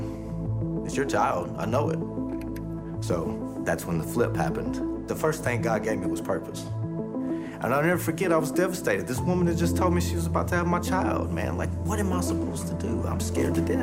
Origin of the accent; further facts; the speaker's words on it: Nashville, Tennessee, United States; now in Spring Hill, United States; I came from Nashville, Tennessee. I live in Spring Hill now